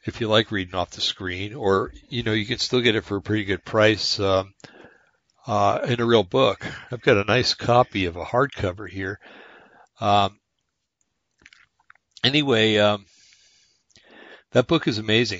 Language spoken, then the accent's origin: English; New Jersey, United States; moved away; I'm from New Jersey